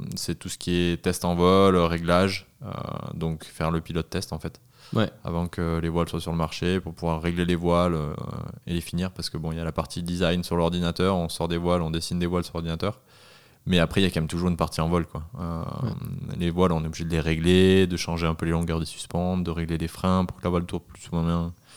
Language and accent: French; Southern Alps, near the Ubaye valley, Provence-Alpes-Côte d'Azur, France; also born or lived in Annecy; j'ai 27 ans, je viens des Alpes du Sud près de la vallée du Dubaï